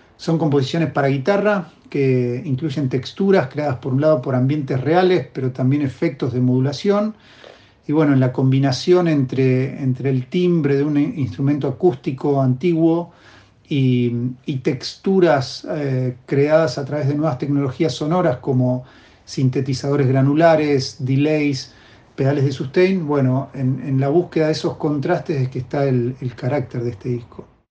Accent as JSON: {"language": "Spanish", "region": "La Pampa", "country": "Argentina", "tie": "born or raised there", "moved": "as an adult", "lives_now": "Buenos Aires, Argentina", "said": "nací en La Pampa"}